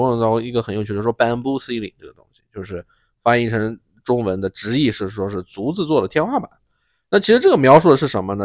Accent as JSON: {"language": "Chinese", "country": "China", "moved": "yes", "said": "我们中国人"}